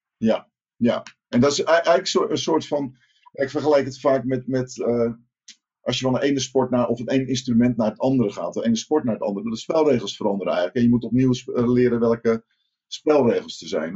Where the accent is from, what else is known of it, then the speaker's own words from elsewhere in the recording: Rotterdam, South Holland, Netherlands; Ik, ik kom uit Rotterdam